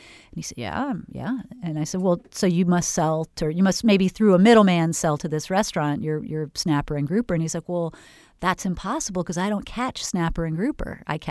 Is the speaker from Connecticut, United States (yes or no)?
no; California, United States; moved away as an adult; I was from Northern California and moved to Florida and wondered why the farmers markets had no farmers at them.